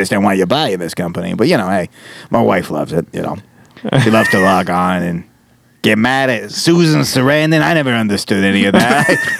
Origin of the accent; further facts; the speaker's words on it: New York, United States; Yeah, so, you know, I grew up in New York. I see the ST, and I just think street, not saint, you know?